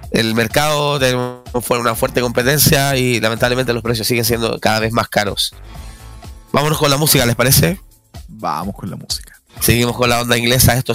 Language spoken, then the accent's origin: Spanish; Chile; Claro, que tú, que nosotros somos chilenos